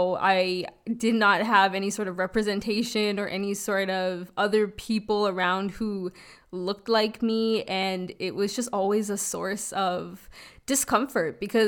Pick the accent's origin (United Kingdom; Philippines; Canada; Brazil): Canada; Toronto, Ontario; I grew up in North York.